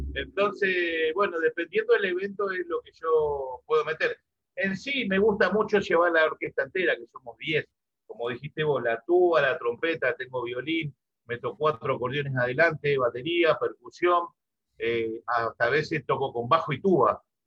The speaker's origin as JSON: {"language": "Spanish", "town": "Laguna Paiva", "region": "Santa Fe", "country": "Argentina", "tie": "born or raised there", "moved": "yes", "said": "yo soy, vengo de Santa Fe, del litoral, del costado del río, me crié ahí"}